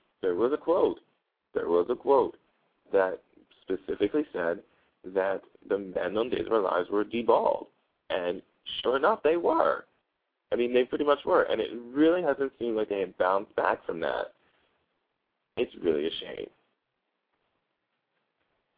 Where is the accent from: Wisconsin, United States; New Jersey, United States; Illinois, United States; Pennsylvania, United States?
New Jersey, United States; I'm from Jersey